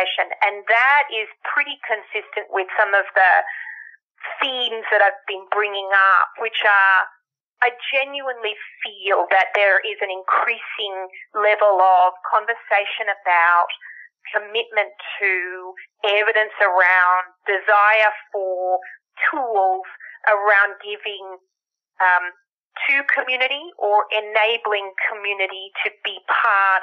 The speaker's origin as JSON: {"language": "English", "country": "Australia", "tie": "born or raised there", "moved": "yes", "lives_now": "United States", "said": "the Australian-born, American resident, English-speaking"}